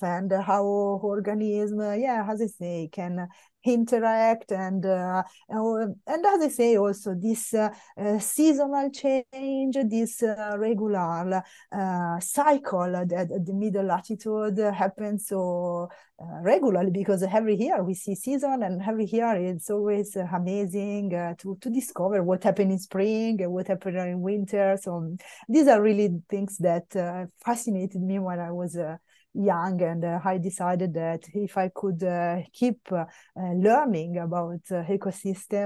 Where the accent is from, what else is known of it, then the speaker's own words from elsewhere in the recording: Milan, Lombardy, Italy; moved away as an adult; also born or lived in France / Oslo, Norway / Austria; I grew up in Milano